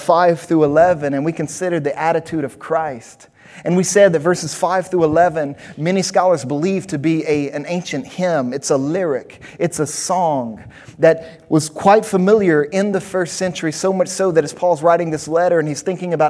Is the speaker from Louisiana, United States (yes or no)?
yes; Louisiana, United States; also born or lived in New Orleans; different places I lived growing up in Louisiana. I spent some time in New Orleans and some other places